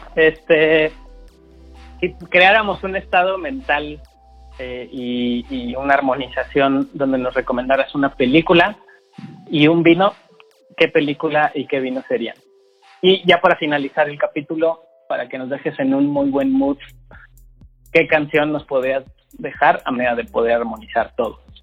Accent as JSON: {"language": "Spanish", "country": "Mexico"}